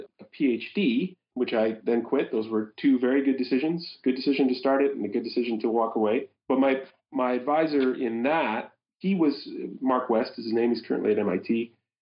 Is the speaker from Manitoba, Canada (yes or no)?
yes; Winnipeg, Manitoba, Canada; I'm from Winnipeg. We have massive flooding issues there, the Red River